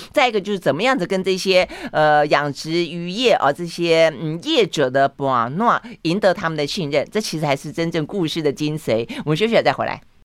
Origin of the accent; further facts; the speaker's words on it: Tainan, Taiwan; 这个台南是我老家